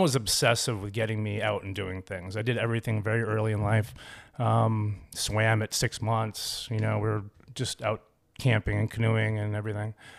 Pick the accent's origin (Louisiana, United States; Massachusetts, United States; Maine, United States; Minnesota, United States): Maine, United States; Cape Elizabeth; also born or lived in Ames, Iowa / Portland, Maine; I was born in Ames, Iowa